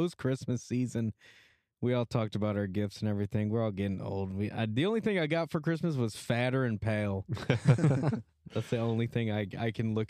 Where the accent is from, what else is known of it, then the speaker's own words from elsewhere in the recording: Texas, United States; We're all from Texas.